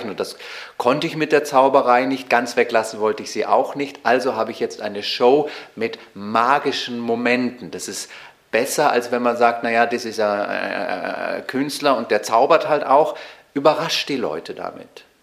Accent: Munich, Bavaria, Germany; born there; Also ich bin ein waschechtes Münchner Kindl, geboren am 8. Januar.

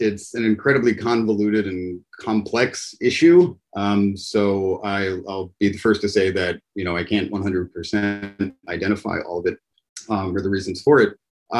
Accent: Pittsburgh, Pennsylvania, United States; moved away; I'm from the U.S. in Pittsburgh

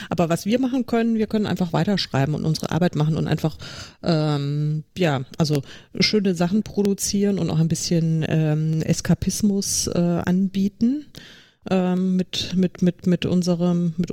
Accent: Munich, Bavaria, Germany; komme ursprünglich tatsächlich aus München, auch wenn man es mir im Podcast nicht anhört, aber ich bin eine echte Münchnerin. Und ich kann auch bayerisch, wenn es sein muss.

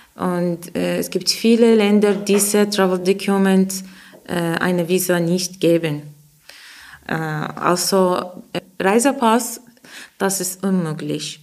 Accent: Iraq; German is a second language; moved away; ich komme aus dem Irak

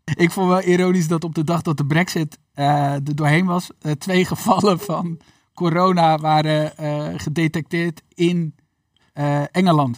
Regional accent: Netherlands; als Nederlanders

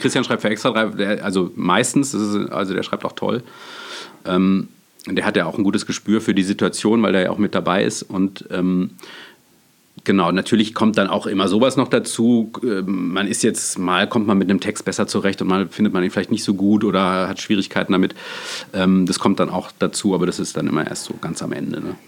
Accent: Freiburg, Baden-Württemberg, Germany; ich komme ja aus dem Schwarzwald, aus Freiburg

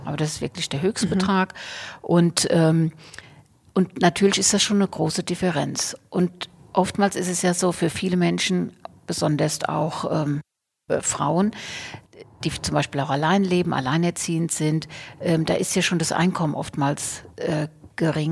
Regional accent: Bad Kreuznach, Rhineland-Palatinate, Germany; also born or lived in Portugal; ich komme aus dem Weingut

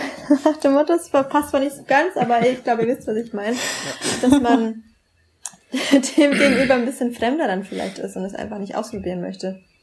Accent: Bamberg, Bavaria, Germany; in Bamberg, wo ich aufgewachsen bin

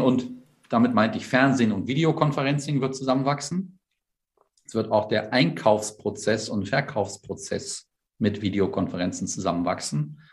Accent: the North, Northern Germany, Germany; ich komme aus dem Norden

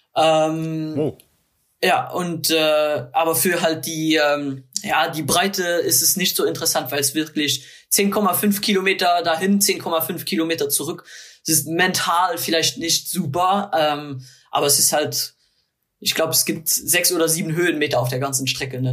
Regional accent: Luxembourg; natürlich als Luxemburger

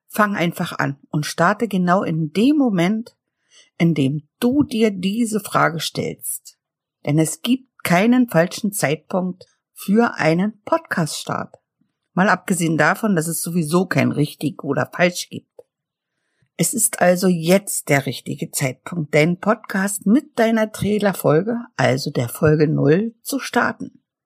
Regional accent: Mecklenburg-Vorpommern, Germany; ich komme aus Mecklenburg und liebe die plattdeutsche Sprache

